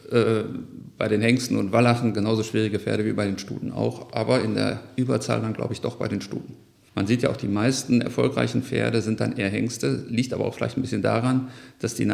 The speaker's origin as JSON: {"language": "German", "town": "Mülheim", "region": "North Rhine-Westphalia", "country": "Germany", "tie": "born or raised there", "said": "Ja, ich bin in Mülheim-Stierum aufgewachsen."}